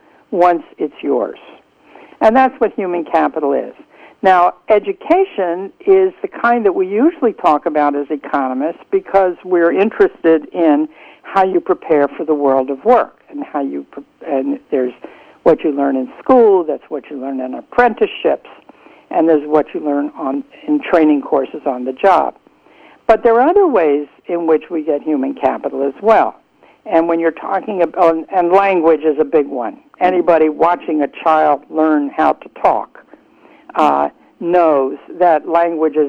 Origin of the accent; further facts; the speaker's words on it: United States; When I was growing up in America